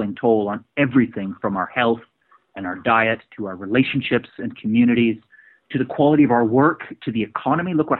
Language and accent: English; Edmonton, Alberta, Canada; now in London, United Kingdom; I'm Canadian originally. I'm from Edmonton, Alberta.